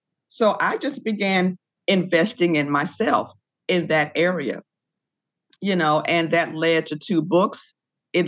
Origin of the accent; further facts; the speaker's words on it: Decatur, Illinois, United States; I grew up in the Baptist Church in Decatur, Illinois.